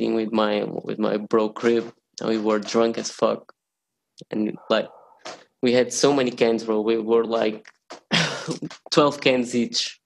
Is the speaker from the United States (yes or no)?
no; Portugal; I was born in Portugal.